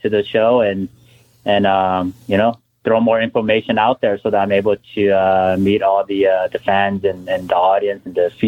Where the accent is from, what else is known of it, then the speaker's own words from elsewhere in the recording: the West, West Coast, United States; I'm from the West.